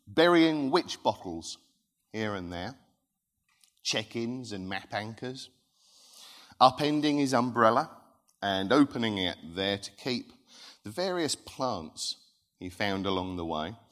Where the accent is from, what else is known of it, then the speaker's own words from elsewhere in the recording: Thundersley, East of England, United Kingdom; also born or lived in Rochford; I grew up in Thundersley, which borders Hadley